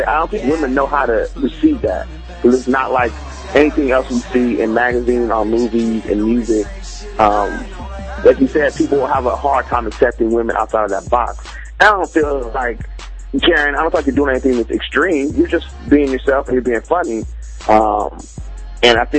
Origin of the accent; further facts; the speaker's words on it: Vancouver, Washington, United States; also born or lived in California; I was born in California, and we moved up to Vancouver, Washington, which is across from Portland